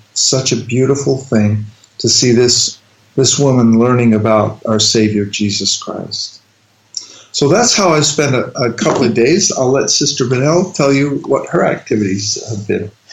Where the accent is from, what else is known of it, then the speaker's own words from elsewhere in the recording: Salt Lake City, Utah, United States; moved away as an adult; now in Netherlands; I grew up in Salt Lake City, Utah